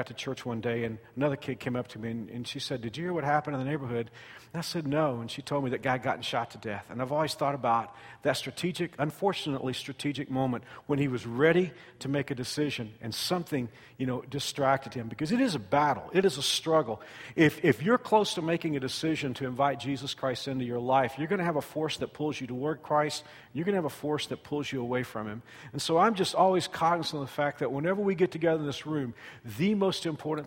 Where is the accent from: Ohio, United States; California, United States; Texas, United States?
Texas, United States; Fort Worth; moved away; I was at a church in Fort Worth, Texas, my hometown